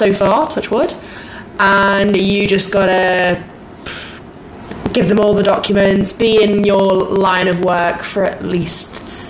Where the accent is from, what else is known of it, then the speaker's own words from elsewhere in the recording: Liverpool, North West England, United Kingdom; So I'm from a small city called Liverpool in the UK.